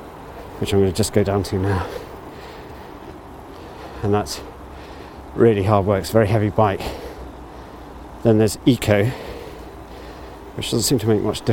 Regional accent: Abergavenny, Wales, United Kingdom; Abergavenny, my hometown

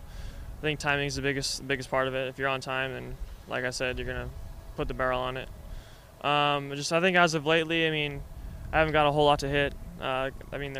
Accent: Turlock, California, United States; born or raised there

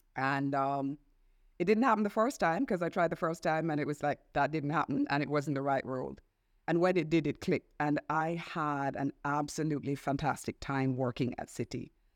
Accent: Jamaica; moved away as an adult; also born or lived in Washington; I'm Jamaican.

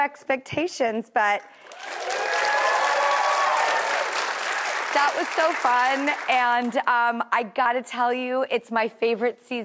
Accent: Los Angeles, California, United States; growing up in Hollywood

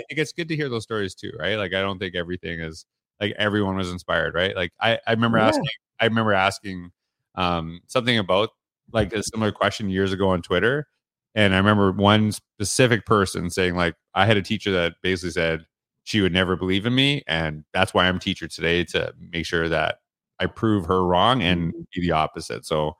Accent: Canada; So you know I'm from Canada.

